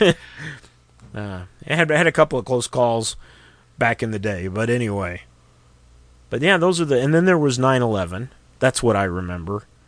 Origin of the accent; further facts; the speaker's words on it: Missouri, United States; Missouri, my home state